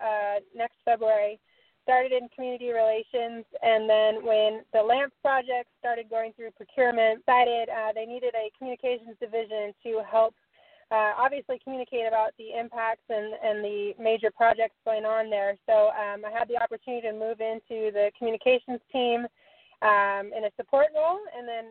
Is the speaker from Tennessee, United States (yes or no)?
no; Southern California, United States; Born and raised in Southern California